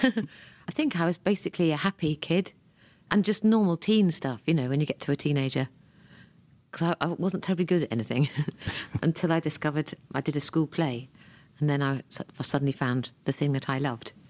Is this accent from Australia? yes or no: no; Ranworth, East of England, United Kingdom; I was born in Ranworth in Norfolk, England